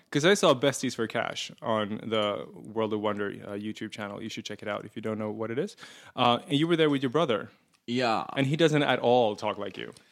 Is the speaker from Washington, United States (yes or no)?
no; Erie, Pennsylvania, United States; moved away as an adult; also born or lived in Pittsburgh; I'm from Erie